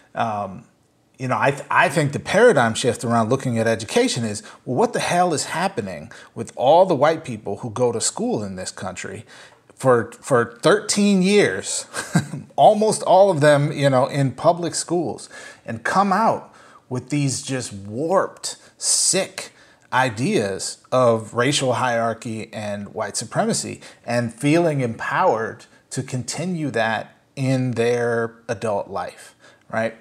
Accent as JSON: {"language": "English", "town": "Saint Paul", "region": "Minnesota", "country": "United States", "tie": "born or raised there", "moved": "yes", "lives_now": "New York, United States", "said": "I grew up in Saint Paul, uh, Minnesota"}